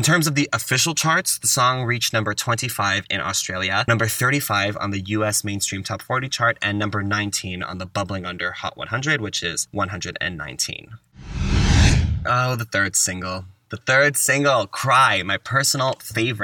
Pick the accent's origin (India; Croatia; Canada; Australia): Canada; growing up in Canada on Much Music